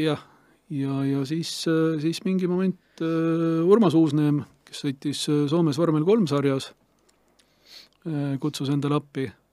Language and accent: Estonian; Estonia; me oleme Eestist kahekesi Anti Hermaniga